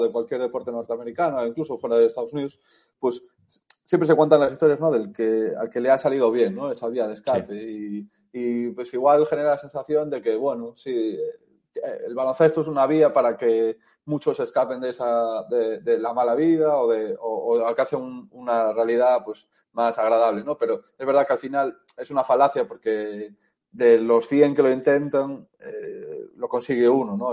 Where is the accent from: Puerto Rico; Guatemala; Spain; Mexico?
Spain; A Coruña, Galicia; also born or lived in United States; yo soy, de Galicia, soy de Coruña